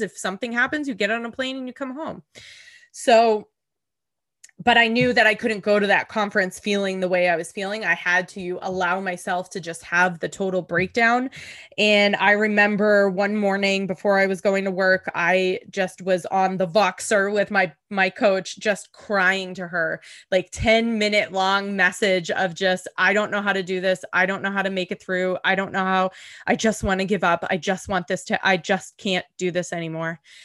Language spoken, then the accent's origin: English; Boston, Massachusetts, United States; moved away; also born or lived in New York City; I'm originally from the Boston area